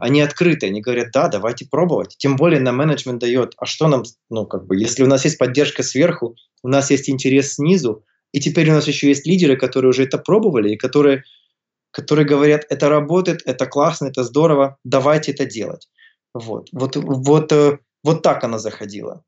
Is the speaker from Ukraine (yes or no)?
yes; Kyiv, Ukraine; moved away as an adult; also born or lived in Toronto, Canada; Родился, вырос я в Киеве, я местный, вот, живу там же, где я и вырос, вот сейчас живу.